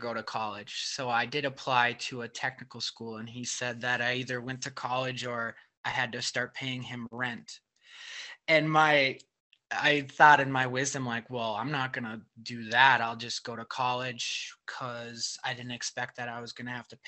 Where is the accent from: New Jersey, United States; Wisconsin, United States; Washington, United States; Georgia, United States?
Wisconsin, United States; Superior; moved away as an adult; also born or lived in Seattle / Madison / Milwaukee; I grew up in Superior, Wisconsin, which is really far north of Milwaukee.